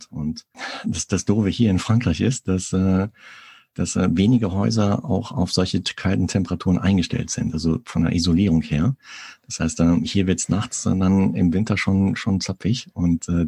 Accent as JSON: {"language": "German", "region": "North Rhine-Westphalia", "country": "Germany", "tie": "born or raised there", "also_born_or_lived": "Munich", "said": "Ich komme gebürtig aus dem Sauerland in Nordrhein-Westfalen und äh, habe lange Zeit in München gelebt, weil meine Frau Münchner Kindel ist."}